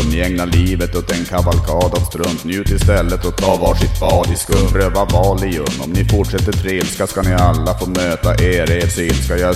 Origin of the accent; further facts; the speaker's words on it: Tärnaby, Västerbotten County, Sweden; Det, det hände ju faktiskt att jag, att jag längtade tillbaka till Tärnaby där jag växte upp.